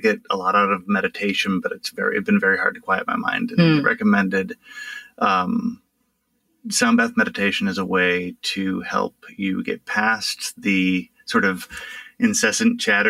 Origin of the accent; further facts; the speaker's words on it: Rust Belt, United States; moved away as an adult; now in Richmond, United States; I grew up in the Rust Belt, in an area that had, like, seen some shit